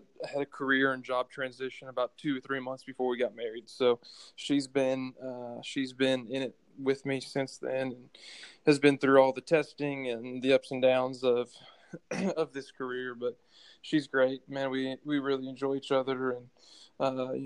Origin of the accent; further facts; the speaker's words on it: Cleveland, Ohio, United States; moved away as an adult; also born or lived in Tennessee; I'm originally from Cleveland, Ohio